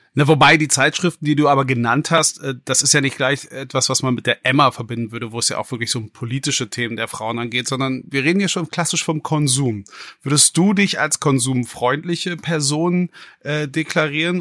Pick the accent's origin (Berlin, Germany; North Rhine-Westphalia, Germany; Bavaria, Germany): Berlin, Germany; als gebürtiger Westberliner